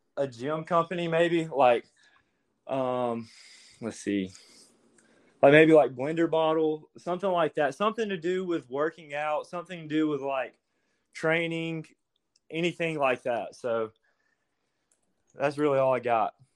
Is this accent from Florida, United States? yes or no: no; Hope Hull, Alabama, United States; I'm actually from Hopeful, Alabama.